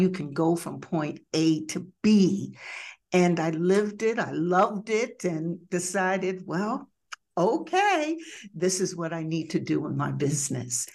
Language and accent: English; Jersey Shore, New Jersey, United States; moved away as an adult; now in Detroit, United States; originally from the Jersey Shore, which I must admit is still a piece of my heart